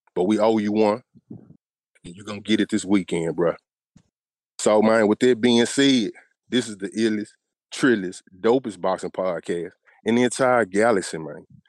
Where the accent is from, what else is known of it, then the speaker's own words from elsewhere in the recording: Memphis, Tennessee, United States; right outside of Memphis, Tennessee, my hometown.